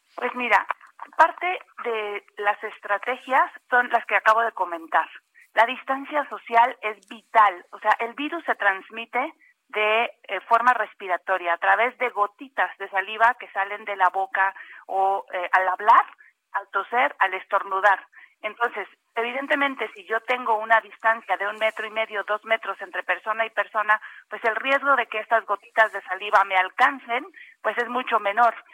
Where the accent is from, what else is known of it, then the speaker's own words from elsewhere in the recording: Mexico; nosotros como mexicanos